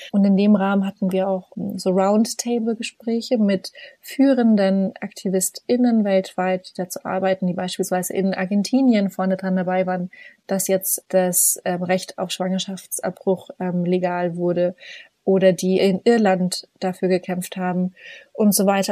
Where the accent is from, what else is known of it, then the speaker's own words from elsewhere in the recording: Upper Franconia, Bavaria, Germany; moved away as an adult; also born or lived in Oxford, England; ich bin hier gerade in diesem herrlichen kleinen 80 Einwohnerdorf, ähm, wo ich aufgewachsen bin